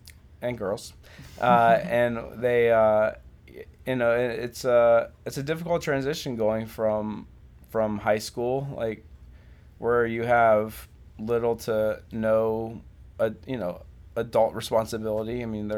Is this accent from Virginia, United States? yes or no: yes; Virginia Beach, Virginia, United States; I'm mostly from Virginia Beach. My dad was in the Navy, and so we moved around a little bit growing up, but I spent pretty much all my middle school and high school time in Virginia Beach, Virginia.